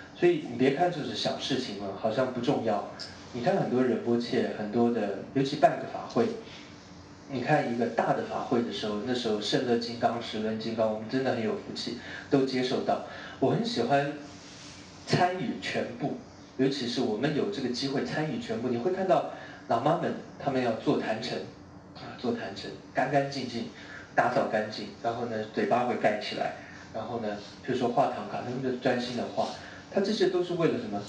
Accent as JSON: {"language": "Chinese", "country": "Taiwan", "also_born_or_lived": "Hong Kong", "moved": "yes", "said": "你看我是我离开我家乡，我是台湾，我香港来好远哦"}